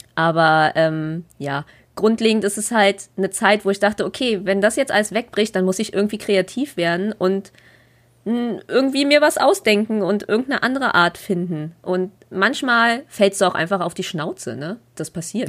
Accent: Berlin, Germany; born or raised there

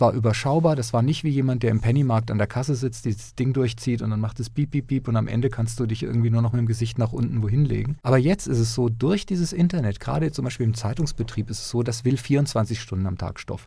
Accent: near Lörrach, Baden-Württemberg, Germany; in dieser südbadischen Gegend, wo ich aufgewachsen bin, in der Nähe von Lörrach

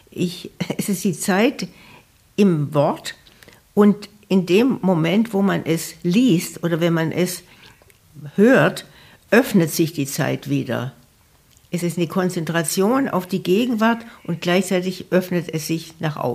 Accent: Southern Germany, Germany; now in Bremen, Germany; Ja, also 72, glaube ich, fing das an. Und ich komme ja aus Süddeutschland. Insofern war Bremen für mich immer auch eine fremde Stadt.

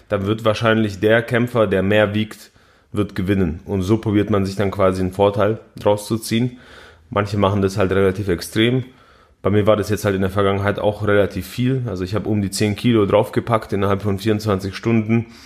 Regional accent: Poland; Zu denen gehöre ich nicht, ich bin Pole.

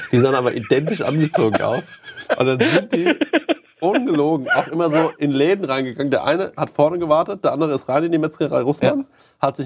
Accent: Goldbach, Bavaria, Germany; in Goldbach hatten wir immer zwei, wo ich aufgewachsen bin, zwei so Typen. Die hatten immer so einen Bayernhut auf, also diesen Spessarthut.

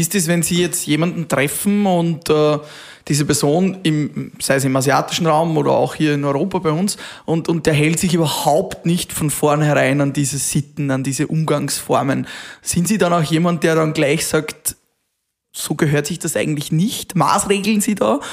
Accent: Austria; bei uns in Österreich

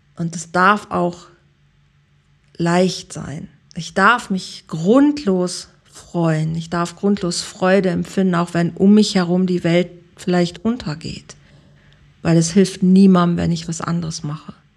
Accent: Germany; moved away as an adult; now in Mallorca, Spain; wir sind Deutsche, wir bleiben Deutsche

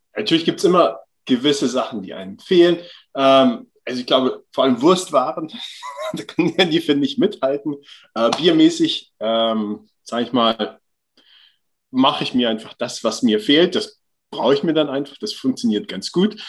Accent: Hann. Münden, Lower Saxony, Germany; moved away as an adult; now in Vaasa, Finland; ursprünglich aufgewachsen bin ich in Hanmünden, das ist zwischen Göttingen und Kassel

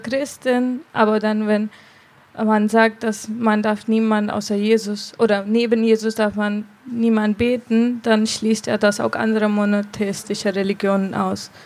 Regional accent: India; German is a second language; moved away as an adult; now in Germany; Ich komme aus Indien und ich bin Hinduistin. Und ich bin hier seit vier Jahren

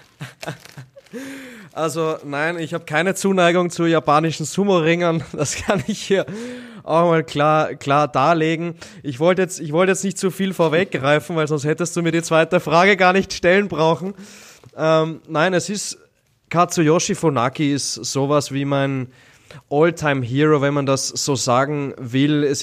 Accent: Austria; Ich als Österreicher werde mich vorwiegend mit dem ÖSV beschäftigen, alles rund um die österreichischen Skispringer

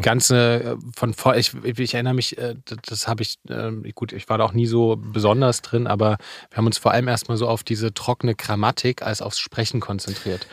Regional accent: Leipzig, Saxony, Germany; ich bin in Leipzig groß geworden

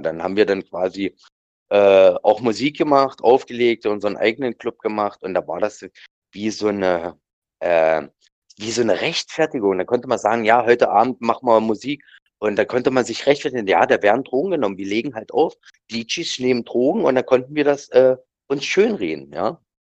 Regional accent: Lutherstadt Wittenberg, Saxony-Anhalt, Germany; bei uns in Lutherstadt-Wittenberg eine Schule gemacht

